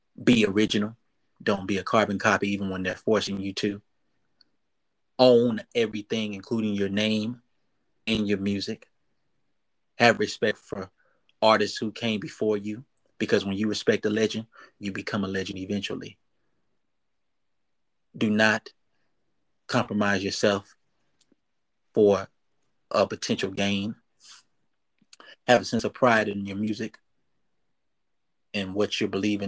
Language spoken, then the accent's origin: English; Dallas, Texas, United States; I was born in Dallas, Texas, and raised in Dallas, Texas.